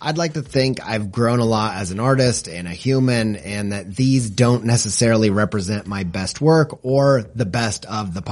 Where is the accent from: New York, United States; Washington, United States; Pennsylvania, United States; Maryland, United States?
New York, United States; Buffalo; moved away; also born or lived in Indiana; I grew up in Western New York, in near Buffalo, and also in Indiana